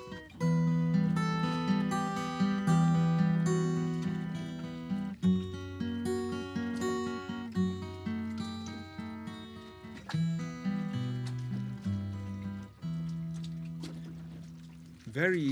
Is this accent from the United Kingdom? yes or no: yes; United Kingdom; now in Hong Kong; I grew up in near London